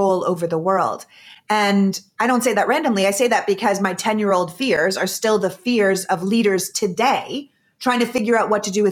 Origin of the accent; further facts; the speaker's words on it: Canada; I grew up in Canada